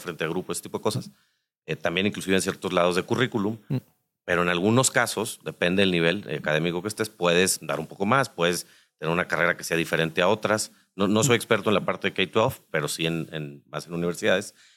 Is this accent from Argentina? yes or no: no; Nuevo León, Mexico; nosotros que somos de Nuevo León